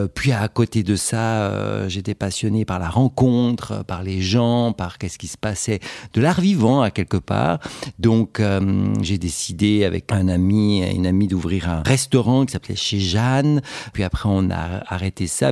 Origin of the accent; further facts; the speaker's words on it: Switzerland; chez nous en Suisse